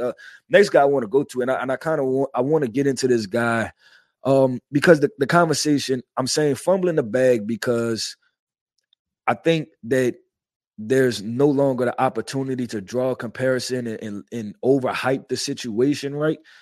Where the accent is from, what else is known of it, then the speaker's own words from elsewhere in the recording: New Orleans, Louisiana, United States; I'm from New Orleans